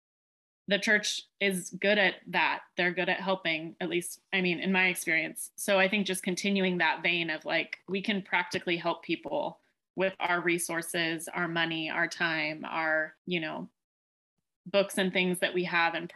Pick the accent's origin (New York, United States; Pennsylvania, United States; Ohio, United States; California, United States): California, United States; Chico; I'm from Chico, California